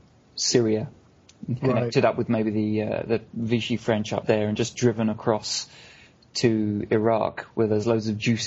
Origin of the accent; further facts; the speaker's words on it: United Kingdom; as a British person as well